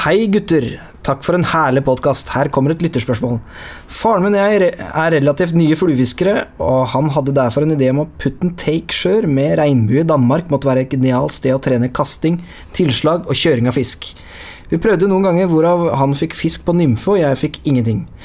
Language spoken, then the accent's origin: Norwegian; Lier, Buskerud, Norway; Jeg er jo fra Lier